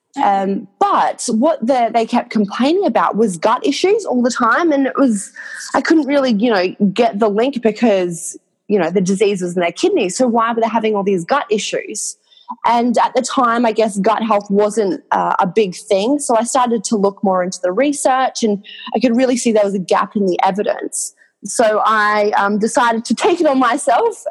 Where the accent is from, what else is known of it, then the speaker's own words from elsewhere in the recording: Cairns, Queensland, Australia; accent: Australian; moved away as an adult; now in London, United Kingdom; I'm from Queensland